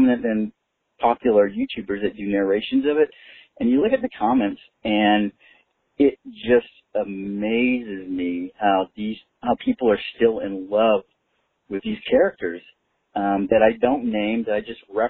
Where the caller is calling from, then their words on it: Austin, Texas, United States; I'm calling from Austin, Texas